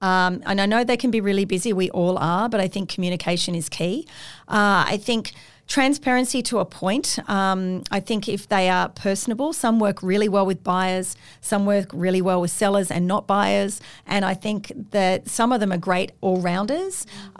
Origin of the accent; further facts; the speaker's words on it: Sydney, New South Wales, Australia; look, I grew up on the Northern Beaches. I know the North Shore, the Eastern Suburbs I've also lived in.